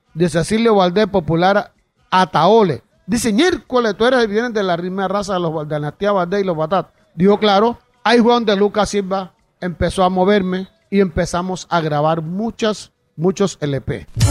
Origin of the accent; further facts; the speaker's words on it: San Basilio de Palenque, Bolívar, Colombia; yo soy de Palenque